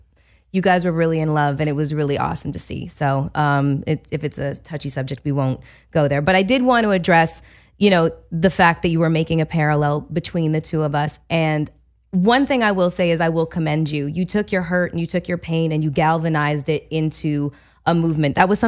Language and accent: English; Canada; I'm Canadian and we're sensitive.